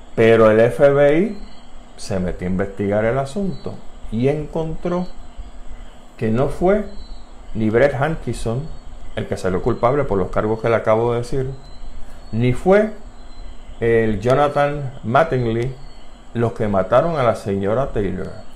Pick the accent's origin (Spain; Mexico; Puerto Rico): Puerto Rico; las preocupaciones que nosotros tenemos como puertorriqueños